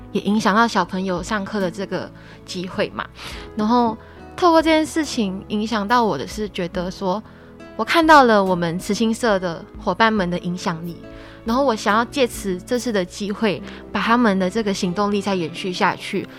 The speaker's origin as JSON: {"language": "Chinese", "region": "a small village in Kedah", "country": "Malaysia", "moved": "yes", "lives_now": "Taiwan", "said": "来自马来西亚吉打一个小乡村"}